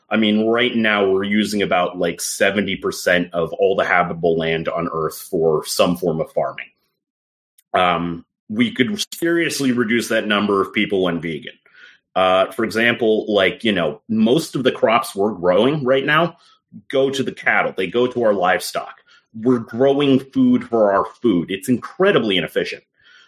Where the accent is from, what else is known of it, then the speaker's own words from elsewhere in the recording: London, United Kingdom; born there; I was born in London.